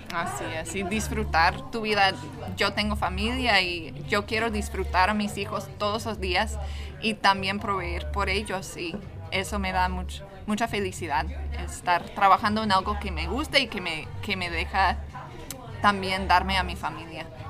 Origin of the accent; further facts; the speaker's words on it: Portland, Oregon, United States; also born or lived in Mexico; now in Las Vegas, United States; soy de aquí, de Portland, Oregon, pero estoy basada en Las Vegas, Nevada